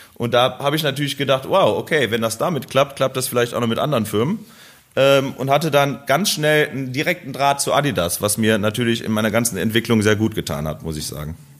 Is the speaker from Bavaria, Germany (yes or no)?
no; Krefeld, North Rhine-Westphalia, Germany; Bei uns in Krefeld